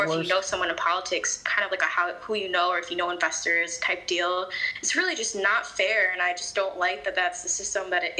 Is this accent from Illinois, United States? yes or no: yes; Chicago, Illinois, United States; so I'm from Chicago, but the Chicago suburbs